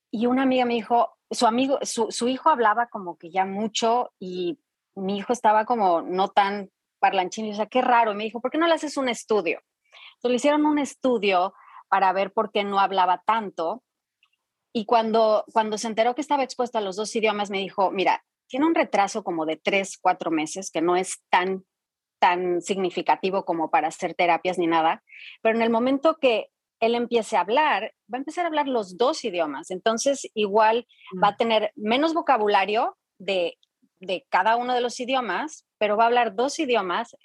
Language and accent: Spanish; Mexico; moved away as an adult; also born or lived in France; now in Dallas, United States; yo nací en Francia porque mi papá estaba estudiando en, aquella época allá, entonces fue un poco de casualidad, pero mis, mis padres hablaban francés, entonces cuando regresamos a, regresan a México